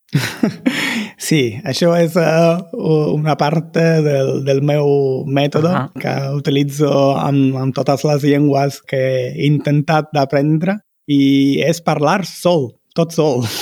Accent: Naples, Campania, Italy; Catalan is a second language; jo sóc de, de Nàpols, que es troba al sud d'Itàlia

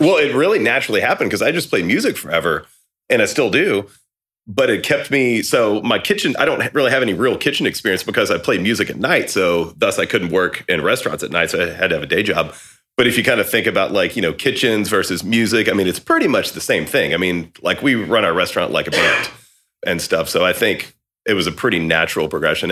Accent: about two hours from Austin, Texas, United States; moved away as an adult; now in Austin, United States; I'd already moved to Austin, you know, at that point, and it was about two hours from here where I grew up

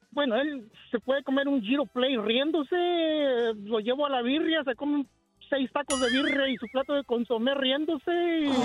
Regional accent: Guerrero, Mexico; now in United States

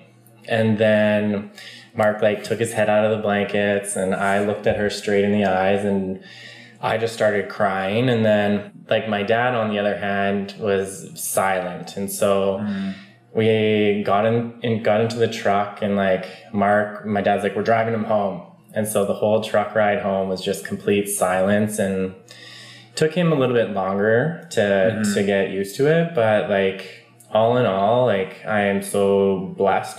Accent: Stony Plain, Alberta, Canada; moved away as an adult; now in Squamish, Canada; I'm from Stony Plain, Alberta

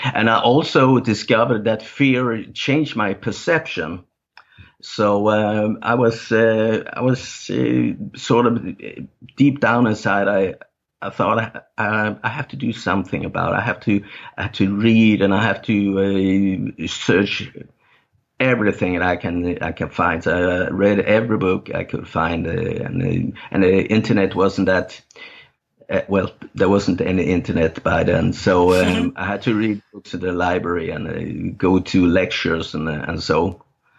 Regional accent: Denmark; first language Danish; English is a second language; I play songs and write lyrics in my native language, Danish. And it's also often songs about my upbringing and my childhood

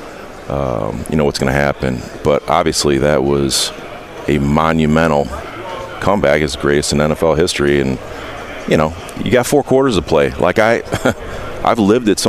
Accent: Indiana, United States; I'm from Indiana

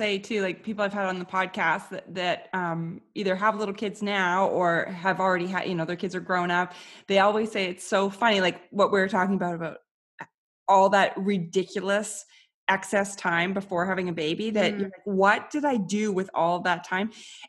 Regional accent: Canada; I think it's also like being a Canadian woman where I felt, you know, I'm just so polite that I can't say no to anybody.

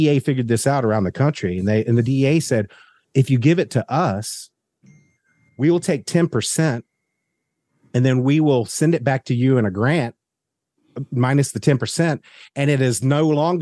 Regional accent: the South, United States; as a Southerner

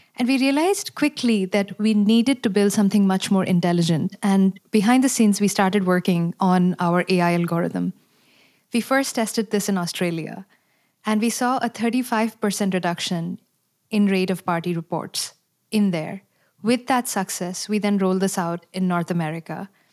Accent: India; moved away as an adult; now in United States; I'm also a mother of five and born and raised in India

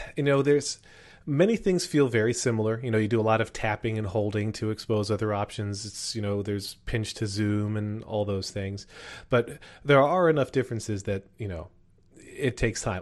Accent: Wyomissing, Pennsylvania, United States; my hometown of Why I'm Missing Pennsylvania

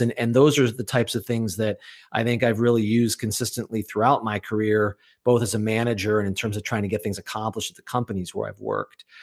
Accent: Chicago, Illinois, United States; moved away as an adult; now in Massachusetts, United States; I was born in Chicago, Illinois

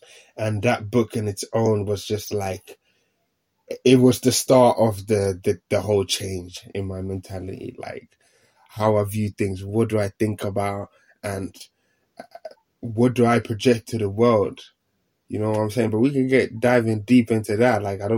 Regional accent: Finland; born there; English is a second language; I ended up moving country. I ended up moving to Finland. So back to my home country where I was born.

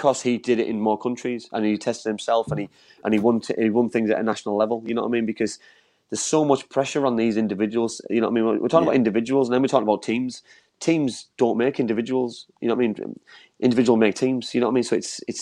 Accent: England, United Kingdom; me as an English man

